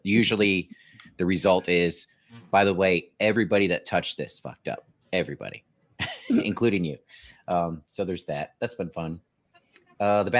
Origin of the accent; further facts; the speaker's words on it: Newport News, Virginia, United States; I'm from Newport News